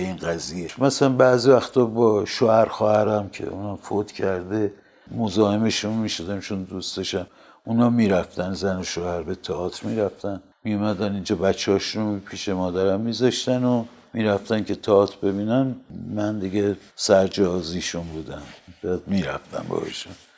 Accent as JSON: {"language": "Persian", "town": "Tehran", "region": "Tehran Province", "country": "Iran", "tie": "born or raised there", "said": "من در تاریخ دوم بهمن 1323 در تهران متولد شدم"}